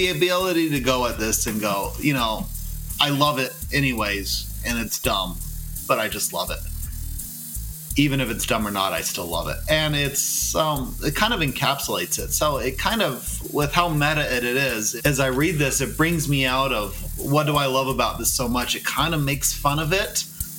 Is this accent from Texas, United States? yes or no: yes; Texas, United States; moved away; Well, I'm a Texan that happens to live elsewhere.